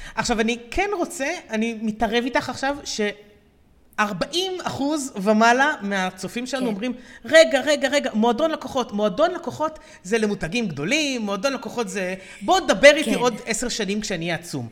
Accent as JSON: {"language": "Hebrew", "country": "Israel", "said": "לנו כישראלים"}